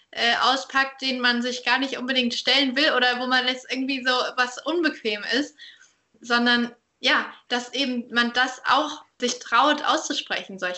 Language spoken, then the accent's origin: German; Saarbrücken, Saarland, Germany; ja. in Saarbrücken.